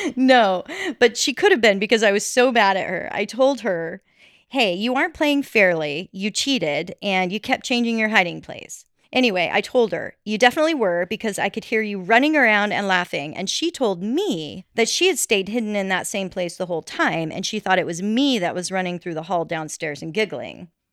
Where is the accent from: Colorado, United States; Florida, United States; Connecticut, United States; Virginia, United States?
Colorado, United States; growing up in Colorado